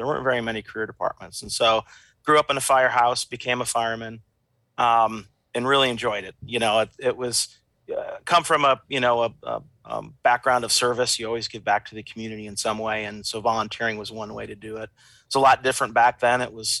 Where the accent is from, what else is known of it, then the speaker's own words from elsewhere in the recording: Finger Lakes region, New York, United States; also born or lived in Amsterdam, New York; I grew up near the Finger Lakes region in New York State.